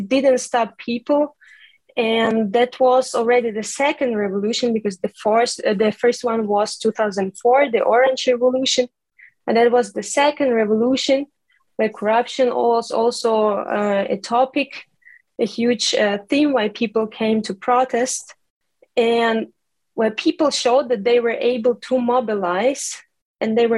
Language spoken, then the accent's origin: English; Zakarpattia Oblast, Ukraine; moved away as an adult; also born or lived in Germany / Italy; now in Bologna, Italy; I'm originally from Ukraine, from Zakarpattia region